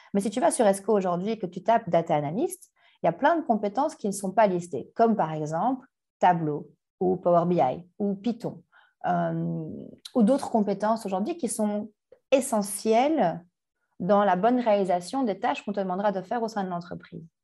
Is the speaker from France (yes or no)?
no; Brussels, Brussels-Capital Region, Belgium; also born or lived in Canada; je suis bruxelloise. Euh, je suis née à Bruxelles, j'ai grandi à Bruxelles, dans le quartier populaire d'Anderlecht